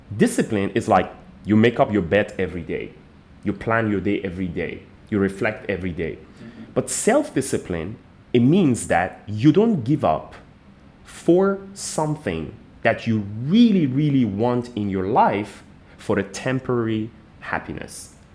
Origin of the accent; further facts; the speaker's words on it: Iran; moved away as an adult; now in Malaysia; I'm originally from Iran, but I've been in Malaysia for the last like 15 years